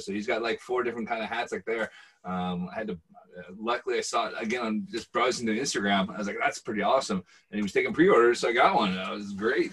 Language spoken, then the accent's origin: English; Bellevue, Washington, United States; now in Scotland; growing up in Bellevue